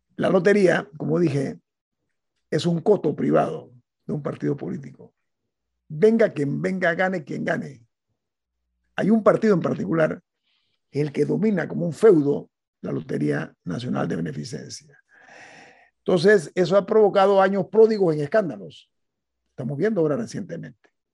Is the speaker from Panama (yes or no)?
yes; Panama